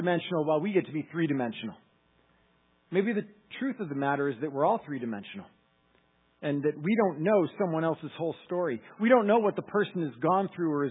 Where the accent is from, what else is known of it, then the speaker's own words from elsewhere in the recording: Massachusetts, United States; I'm from Massachusetts